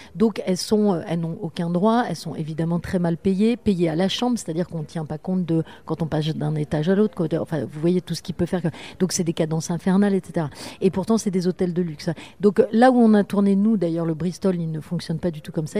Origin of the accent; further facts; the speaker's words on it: Orléans, Centre-Val de Loire, France; also born or lived in Paris; à deux ans, mes parents sont partis, enfin bon, bref, à côté d'Orléans, à La Source, entre Olivier et La Source